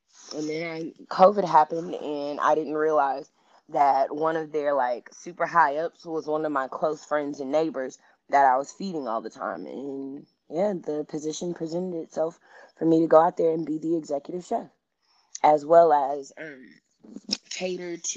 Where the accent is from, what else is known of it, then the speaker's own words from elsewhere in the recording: Houston, Texas, United States; now in Bay Area, United States; I'm from Houston, Texas